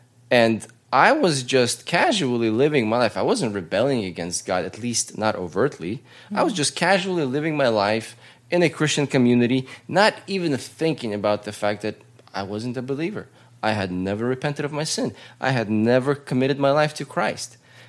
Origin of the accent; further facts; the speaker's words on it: Russia; now in United States; We were part of the church growing up in Russia. We were part of the church growing up in America.